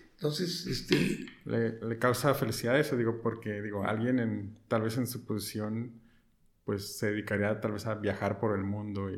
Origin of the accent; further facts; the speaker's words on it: Tijuana, Baja California, Mexico; yo soy como primera generación de mi familia de, aquí de Tijuana y aquí estudié.